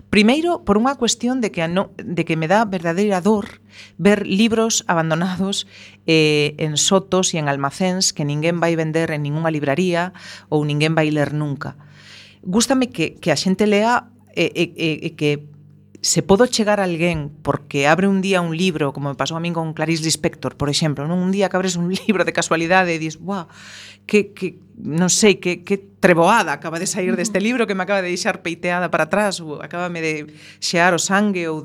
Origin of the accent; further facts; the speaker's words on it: A Coruña, Galicia, Spain; first language Spanish; Galician is a second language; crieime nunha zona na que non se escoitaba o galego en, en moitos kilómetros mm, a redonda, eh, no centro da Coruña